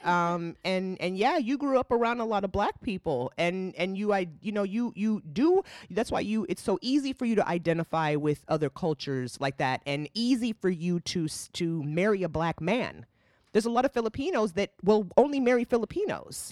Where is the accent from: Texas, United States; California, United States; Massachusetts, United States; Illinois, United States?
California, United States; also born or lived in Boston; now in North Carolina, United States; I feel so blessed to have h, had my upbringing in California with the mix of culture.